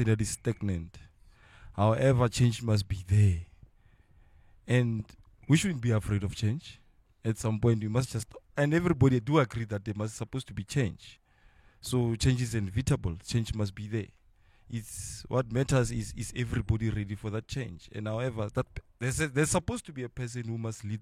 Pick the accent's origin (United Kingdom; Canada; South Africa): South Africa; Mogwase, North West; I know Mogwase from back then, being born, bred and buttered here.